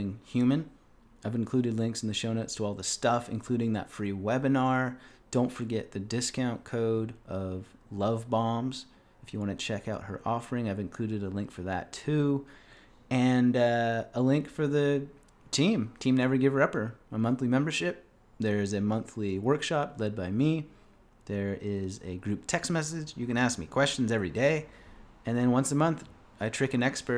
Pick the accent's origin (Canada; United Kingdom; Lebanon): Canada